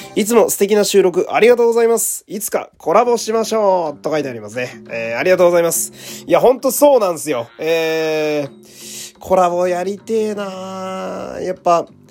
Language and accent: Japanese; Fukui, Japan; 私やと地元福井なんで